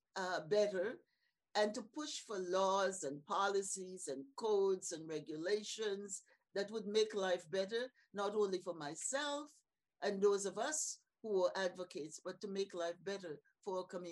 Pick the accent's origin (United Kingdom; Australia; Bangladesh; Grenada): Grenada; St. George's, Saint George; I have to go back to my early years growing up in Happy Hill, St. George's, Grenada, among really great, strong community matriarchs